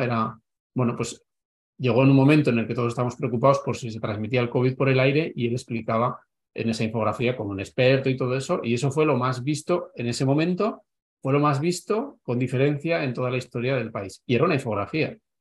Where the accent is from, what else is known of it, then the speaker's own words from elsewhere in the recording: Navarre, Spain; moved away as an adult; also born or lived in Madrid; he estado 16 años en Madrid, yo soy de Navarra